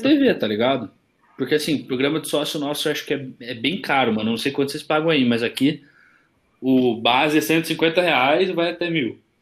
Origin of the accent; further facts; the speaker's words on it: Curitiba, Paraná, Brazil; eu já nasci, já nasci em Curitiba